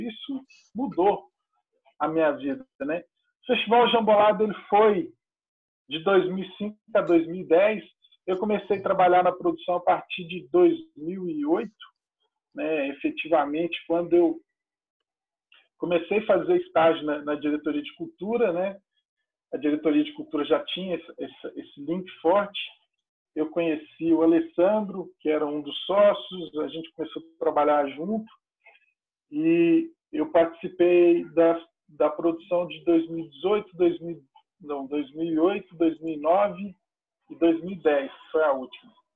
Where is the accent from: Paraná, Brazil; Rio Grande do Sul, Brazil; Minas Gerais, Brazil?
Minas Gerais, Brazil; Patos de Minas; moved away as an adult; now in Uberlândia, Brazil; eu sou de Patos de Minas, é uma cidade próxima a Uberlândia